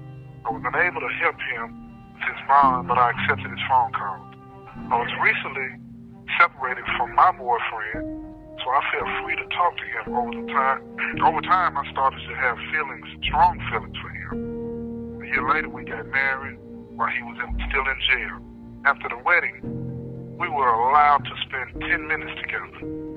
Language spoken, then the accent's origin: English; Nashville, Tennessee, United States; Chris and I grew up together in Nashville.